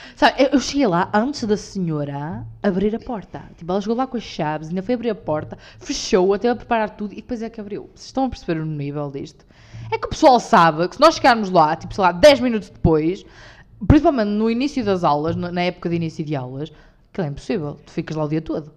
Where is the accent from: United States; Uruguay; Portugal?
Portugal; the North, Norte; Somos do Norte, com muito orgulho